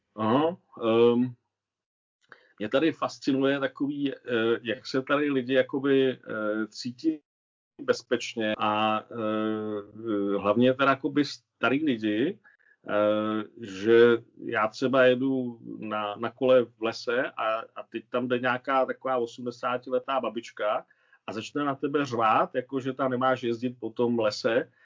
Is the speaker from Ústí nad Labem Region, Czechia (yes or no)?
no; Hradec Králové, Hradec Králové Region, Czechia; moved away as an adult; also born or lived in Pardubice / Spain; now in Switzerland; nám Hradečákům se říká Mechováci nebo Otroci